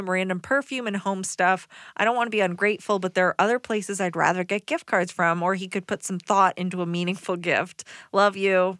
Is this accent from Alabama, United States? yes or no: no; Decatur, Georgia, United States; now in Atlanta, United States; I'm from Decatur.